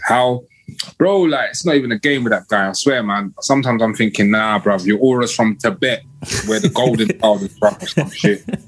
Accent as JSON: {"language": "English", "region": "London", "country": "United Kingdom", "said": "I'm from Kilburn"}